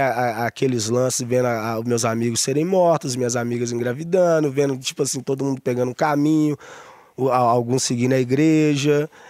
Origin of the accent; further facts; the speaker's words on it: Santa Luzia, Minas Gerais, Brazil; also born or lived in Belo Horizonte / Vale do Jatobá, Barreiro; no hospital em BH e, e fui criado em Santa Luzia.